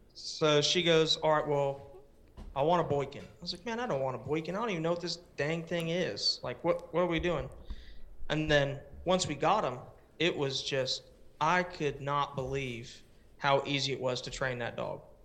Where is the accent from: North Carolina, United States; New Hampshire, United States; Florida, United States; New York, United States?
Florida, United States; Palm Bay; moved away as an adult; also born or lived in West Melbourne, Florida / Japan; I was born and raised in Palm Bay, Florida, which is the same area. And then we moved to West Melbourne, and I lived there until I was eighteen